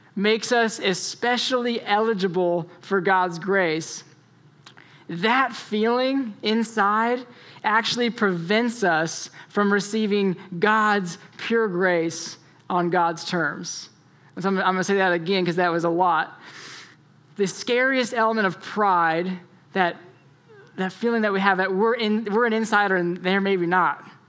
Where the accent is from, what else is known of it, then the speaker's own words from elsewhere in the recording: Florida, United States; And so I grew up in Florida